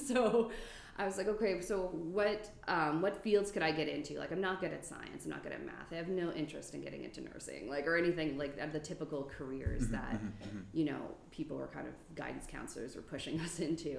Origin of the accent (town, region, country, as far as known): New Brunswick, Canada; born or raised there